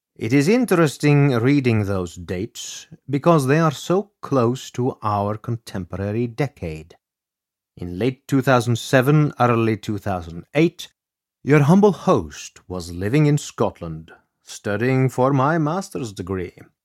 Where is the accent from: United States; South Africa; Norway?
Norway; reminds me of my home country of Norway